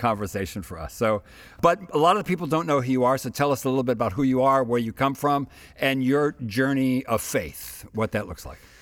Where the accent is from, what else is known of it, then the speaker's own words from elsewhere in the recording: United States; I'm American